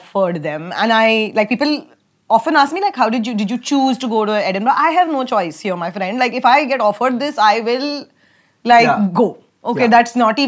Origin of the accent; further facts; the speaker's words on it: India; I'm from India